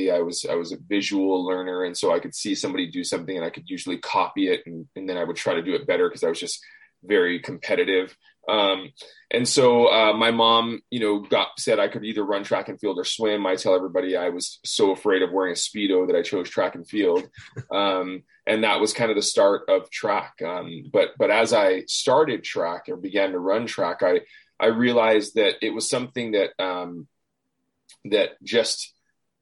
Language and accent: English; Hawaii, United States; moved away as an adult; I grew up in Hawaii